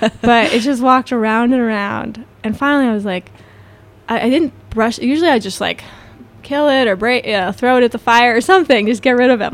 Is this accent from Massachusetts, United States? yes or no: yes; Florence, Massachusetts, United States; growing up here, I grew up in Florence